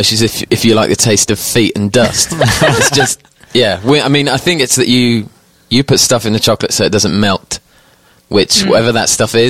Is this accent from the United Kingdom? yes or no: yes; United Kingdom; accent: British; moved away as an adult; also born or lived in London; now in United States; I'm British.